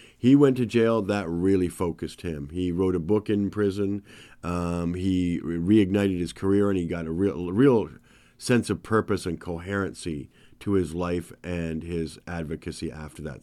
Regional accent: Canada; I've lived a perfect, privileged life being a Canadian white person

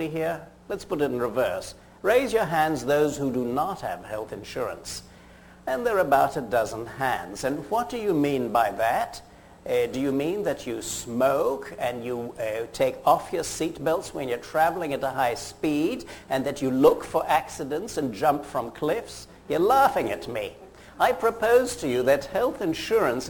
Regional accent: United Kingdom; accent: British; moved away as an adult; also born or lived in Fort Frances, Ontario, Canada / Edinburgh; now in United States; I graduated, as you worked out from my accent, in Britain. I'm an Edinburgh graduate

